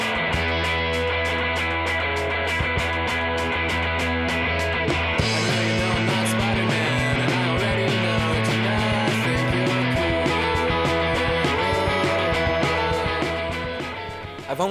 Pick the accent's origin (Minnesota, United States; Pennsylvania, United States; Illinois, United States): Pennsylvania, United States; Butler; my hometown is Butler